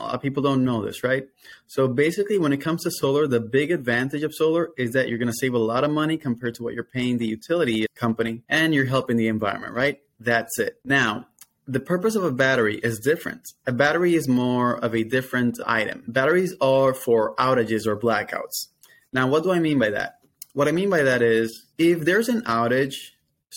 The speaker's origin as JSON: {"language": "English", "country": "Dominican Republic", "tie": "born or raised there", "moved": "as an adult", "lives_now": "Florida, United States", "said": "I am, though, Dominican. I'm from Dominican Republic. So I moved to the States in the year 2012"}